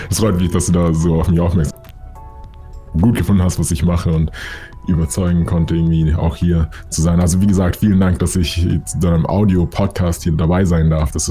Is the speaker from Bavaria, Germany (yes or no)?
yes; Munich, Bavaria, Germany; weil hier in Deutschland war es immer so oder hier in München, wo ich herkomme, die Leute haben immer diesen geraden Weg im Kopf